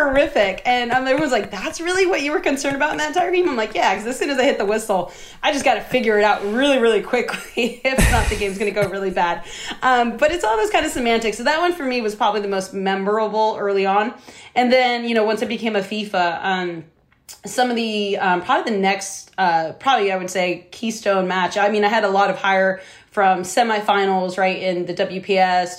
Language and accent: English; United States; I'm the only American at this tournament.